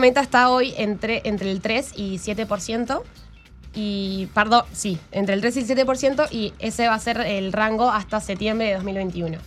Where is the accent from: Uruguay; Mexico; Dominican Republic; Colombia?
Uruguay; cómo nos afecta a los uruguayos